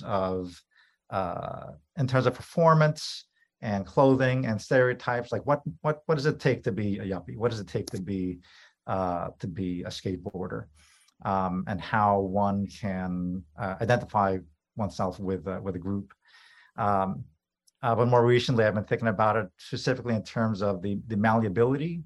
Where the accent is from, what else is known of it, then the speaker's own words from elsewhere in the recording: New York, United States; also born or lived in Philippines (family); now in Illinois, United States; I was born in New York, but my family's from the Philippines